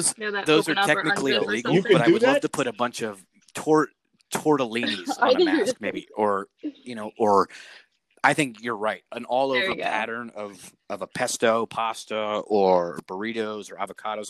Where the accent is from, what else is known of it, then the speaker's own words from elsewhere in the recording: New York City, New York, United States; I am from Brooklyn. I live here now.